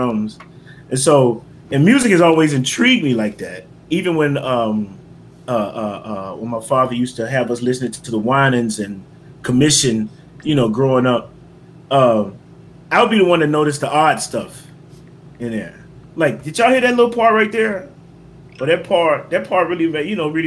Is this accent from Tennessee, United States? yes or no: yes; Memphis, Tennessee, United States; moved away; also born or lived in Atlanta, Georgia; I'm originally from Memphis, Tennessee. Partially raised in Atlanta, Georgia.